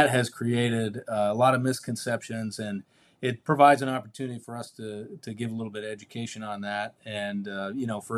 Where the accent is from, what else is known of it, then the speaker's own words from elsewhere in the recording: Maine, United States; moved away as an adult; now in Cape Coral, United States; I was in Maine my whole life